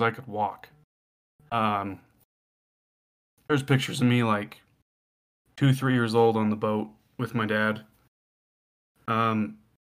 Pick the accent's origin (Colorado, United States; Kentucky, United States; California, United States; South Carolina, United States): Colorado, United States; Western; growing up in Western Colorado